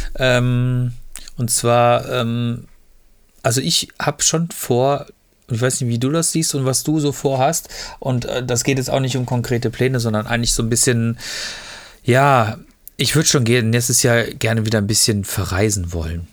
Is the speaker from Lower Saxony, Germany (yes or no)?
no; Freiburg, Baden-Württemberg, Germany; now in Ruhr area, Germany; Ich bin halt, äh, bin halt, man sagt so schön, ähm, Freiburger Bobbele